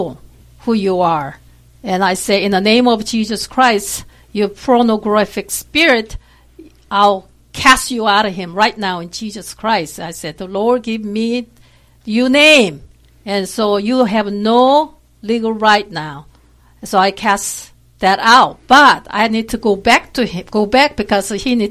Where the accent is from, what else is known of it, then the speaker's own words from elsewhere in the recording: South Korea; English is a second language; now in Texas, United States; I am from South Korea. I've been here for quite a while, really, but I still have an accent